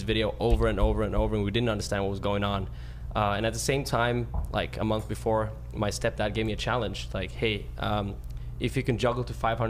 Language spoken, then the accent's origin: English; Malmö, Skåne, Sweden; I live 5 minutes from where I grew up.